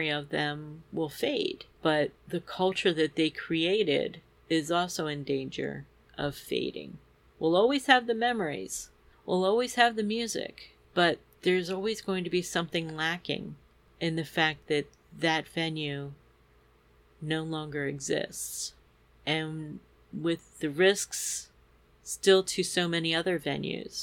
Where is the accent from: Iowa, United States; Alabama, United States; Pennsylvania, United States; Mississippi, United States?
Pennsylvania, United States; near Bryn Mawr, Philadelphia area; here in Bryn Mawr, pretty close to my hometown